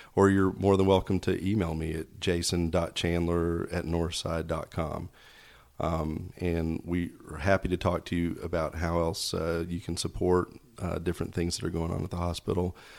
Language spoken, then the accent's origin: English; Knoxville, Tennessee, United States; moved away as an adult; also born or lived in Snellville, Georgia; now in Georgia, United States; I grew up in Knoxville, Tennessee